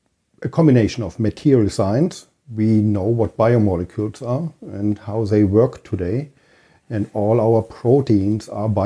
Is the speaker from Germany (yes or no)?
yes; Berlin, Germany; moved away; I am from Germany, from Berlin